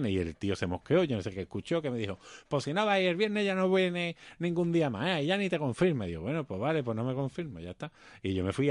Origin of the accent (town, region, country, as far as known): Seville, Andalusia, Spain; accent: Sevillian; also born or lived in United States